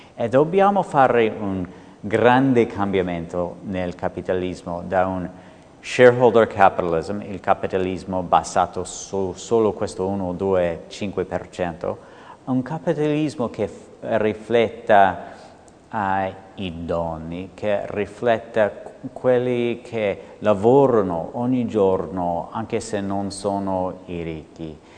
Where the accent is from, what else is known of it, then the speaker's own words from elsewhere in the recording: United States; accent: American; Italian is a second language; now in Italy; potete sentire con questo accento che infatti sono americano